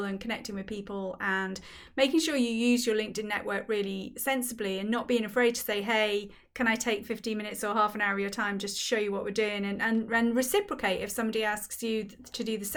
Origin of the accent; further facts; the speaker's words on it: Wales, United Kingdom; I grew up in Wales and there's no Z in the Welsh language